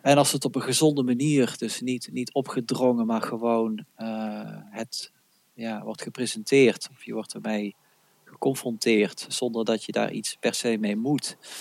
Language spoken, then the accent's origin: Dutch; North Brabant, Netherlands; ik ben een Brabander.